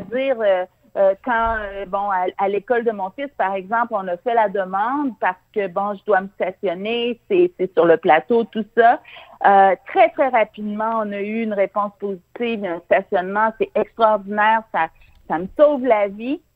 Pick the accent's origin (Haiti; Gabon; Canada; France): Canada; Montreal, Quebec; je suis une Montréalaise dynamique